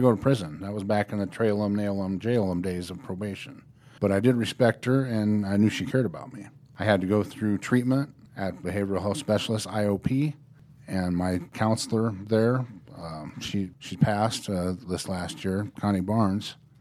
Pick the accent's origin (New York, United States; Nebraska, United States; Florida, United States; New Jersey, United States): Nebraska, United States; Norfolk; also born or lived in Colorado; I grew up in Norfolk, Nebraska, which is a lot smaller than Omaha.